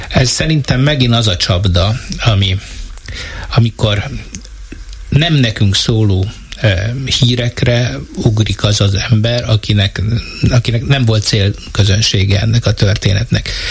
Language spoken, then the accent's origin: Hungarian; Eger, Heves, Hungary; én Egerből jövök